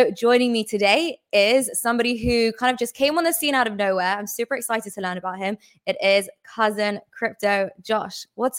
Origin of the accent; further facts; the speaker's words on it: England, United Kingdom; I'm English.